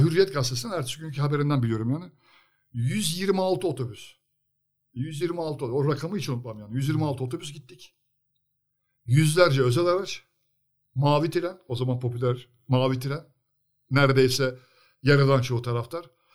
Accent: Sakarya, Turkey; kendi memleketimizin takımı

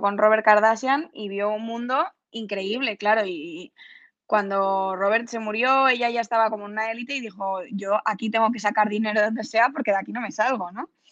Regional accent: Pontevedra, Galicia, Spain; yo soy de Pontevedra

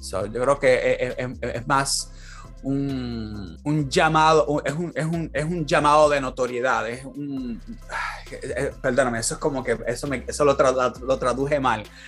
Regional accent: Puerto Rico; moved away as an adult; now in California, United States; yo con la mentalidad que yo tengo de Puerto Rico

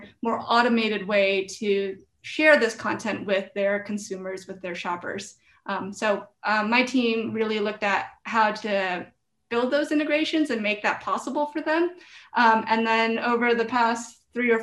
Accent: Philippines; I'm Filipino. My family's from the Philippines. I was born in the Philippines

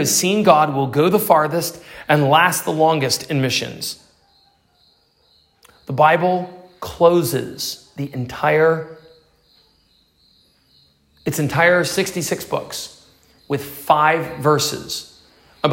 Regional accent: Pennsylvania, United States; my church, where I grew up in Pennsylvania, United States

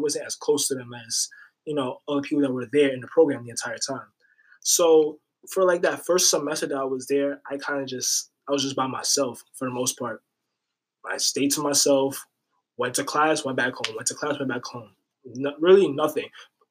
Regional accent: New York City, New York, United States; I'm from Riverdale.

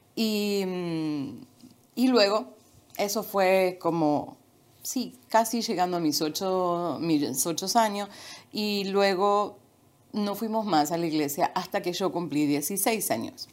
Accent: Buenos Aires, Argentina; moved away as an adult; now in Florida, United States; nací en un pequeño pueblo y a los dos años y medio ah, nos mudamos a la ciudad de Buenos Aires, ahí vivimos

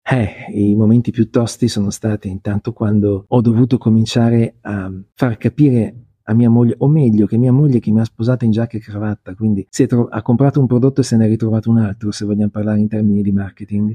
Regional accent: Milan, Lombardy, Italy; sono nato l'11 giugno 1966 a Milano

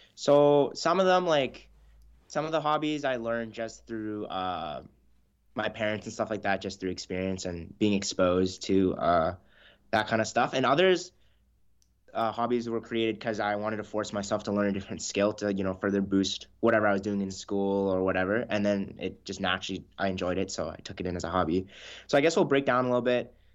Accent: Houston, British Columbia, Canada; we grew up in a really small town in northern B C

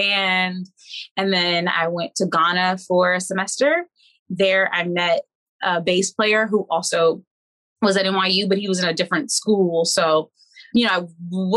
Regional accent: Washington, District of Columbia, United States; I'm from Washington, D.C. I have been performing all of my life.

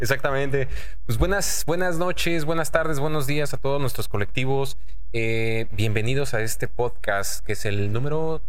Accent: Mexico City, Mexico; now in Monterrey, Mexico; yo soy chilango

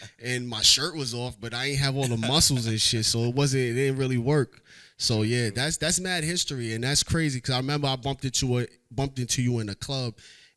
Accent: Jamaica; I'm Jamaican

